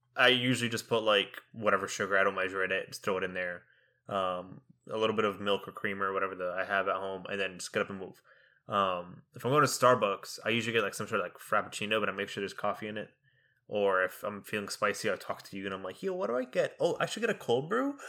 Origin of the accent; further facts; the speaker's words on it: Egypt; now in Texas, United States; growing up in Egypt